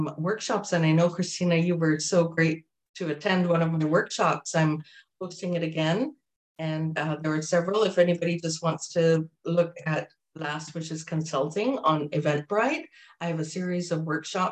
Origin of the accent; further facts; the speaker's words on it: Jamaica; I'm from Jamaica.